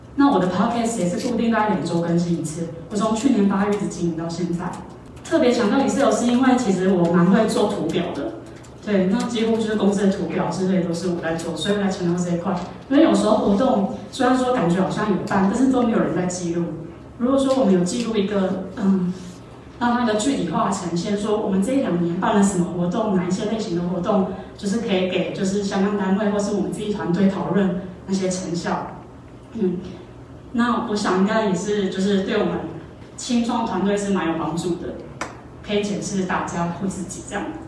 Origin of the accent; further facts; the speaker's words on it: Taoyuan, Taiwan; moved away as an adult; now in Taipei, Taiwan; 我是桃园人，十八岁就一个人上来台北